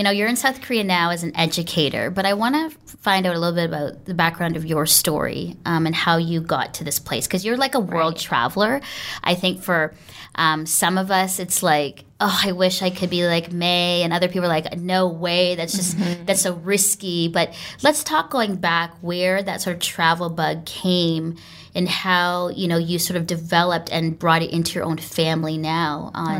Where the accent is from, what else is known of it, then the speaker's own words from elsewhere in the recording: Canada; I never wanted to learn Tagalog at all. I'm like, I'm Canadian, I'm just English.